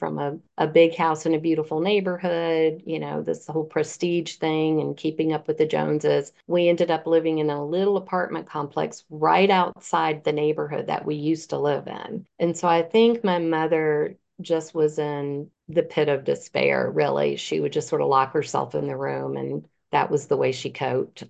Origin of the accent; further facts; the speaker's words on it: Virginia Beach, Virginia, United States; When I was 15, I lived in Virginia Beach. I'm from Virginia Beach, Virginia